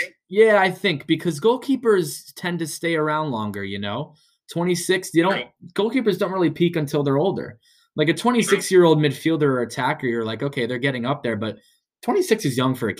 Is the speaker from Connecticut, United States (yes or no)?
yes; Fairfield, Connecticut, United States; He was a walk-on at Fairfield, my hometown in Connecticut.